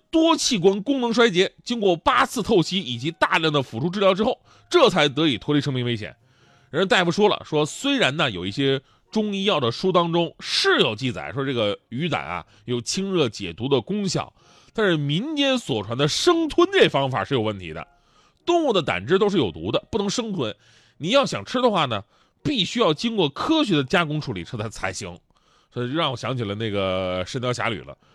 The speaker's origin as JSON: {"language": "Chinese", "region": "Northeast China", "country": "China", "moved": "yes", "said": "咱们东北人有那么虚吗"}